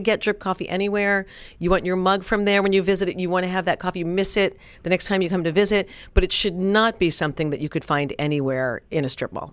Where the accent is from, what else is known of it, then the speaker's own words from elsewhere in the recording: New York, United States; now in Dallas, United States; when I grew up in New York